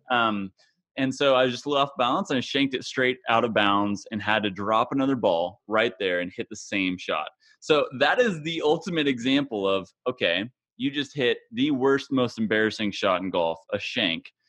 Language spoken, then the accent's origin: English; Kansas, United States; my home state of Kansas